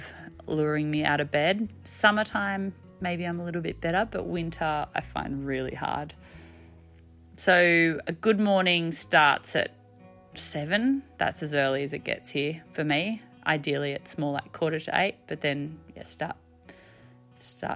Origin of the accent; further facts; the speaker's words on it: family farm in southern New South Wales, Australia; also born or lived in Sydney; My husband and I have in the last 4 years moved back to our family farm, my family farm where I grew up, which is pretty exciting. We moved back from Sydney